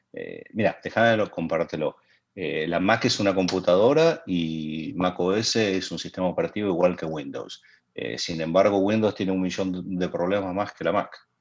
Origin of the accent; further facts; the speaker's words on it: Argentina; soy argentino.